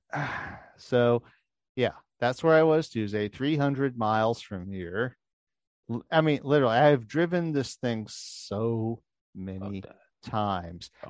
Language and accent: English; New Orleans, Louisiana, United States; I grew up in New Orleans